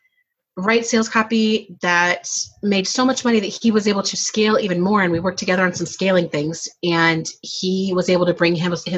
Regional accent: outside of Seattle, Washington, United States; I grew up outside of Seattle

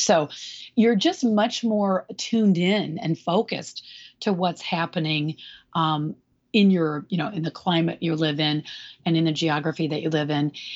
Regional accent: Michigan, United States; moved away as an adult; now in California, United States; I'm from Michigan. So we're sort of two Midwesterners

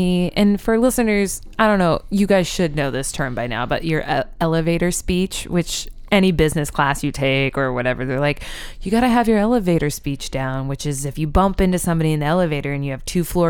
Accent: Oklahoma, United States; moved away; also born or lived in Seattle; I grew up in Oklahoma.

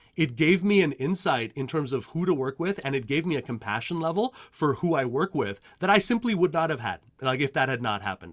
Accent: Montreal, Quebec, Canada; moved away as an adult; now in United States; I, uh, I grew up in Montreal, Canada

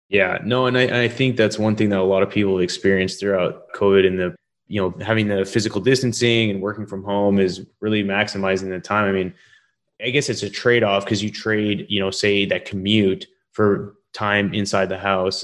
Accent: Canada; moved away; I'm originally from Canada

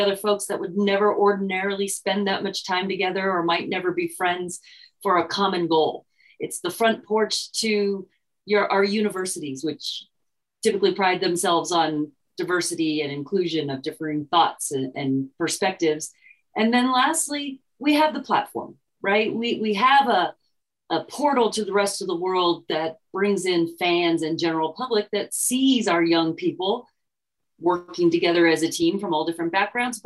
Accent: Bay Area, California, United States; moved away as an adult; also born or lived in Amherst, Massachusetts; I'm from the Bay Area, California. So I went to a very diverse high school

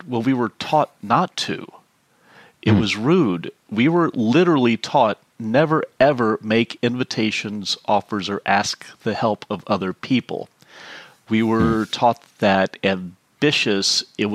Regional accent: Houston, Texas, United States; I grew up in Houston, as I like to joke, the biggest city in the country no one cares about.

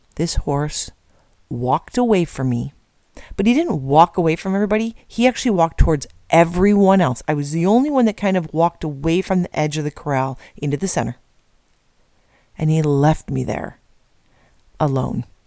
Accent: Midwest, United States; moved away; I'm from the Midwest originally, but family from Iowa and Nebraska

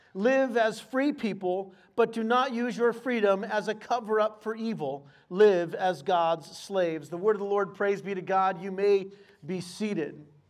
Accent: El Cajon, California, United States; I grew up in El Cajon in San Diego

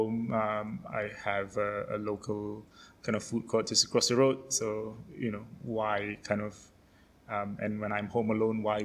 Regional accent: Singapore; moved away

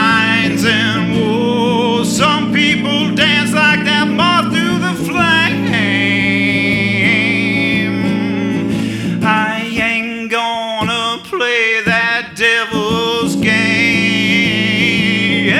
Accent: Vermont, United States; moved away; also born or lived in Maine; I'm originally from Vermont, but I lived in Maine for a long, long time. And I've been back around Vermont for about a year and a half, living in Stowe.

